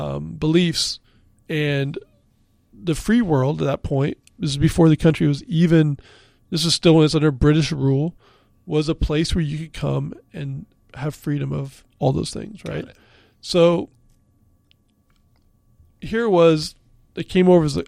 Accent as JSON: {"language": "English", "region": "Pacific Northwest", "country": "United States", "tie": "born or raised there", "lives_now": "Philadelphia, United States", "said": "I grew up in the Pacific Northwest. I had no association with Pennsylvania"}